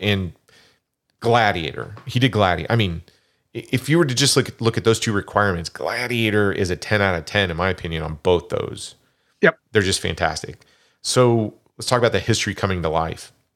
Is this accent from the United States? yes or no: yes; Kansas, United States; I grew up in Kansas.